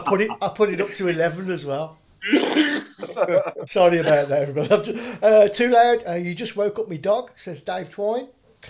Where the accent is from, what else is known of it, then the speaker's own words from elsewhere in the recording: Birmingham, West Midlands, United Kingdom; Dudley Road Hospital.